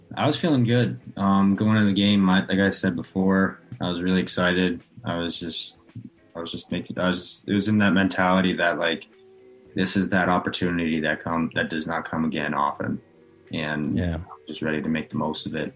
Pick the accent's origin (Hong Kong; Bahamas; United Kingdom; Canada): Canada; right outside Edmonton, Alberta; moved away; I grew up obviously right outside Edmonton, so I was always an Oilers fan growing up.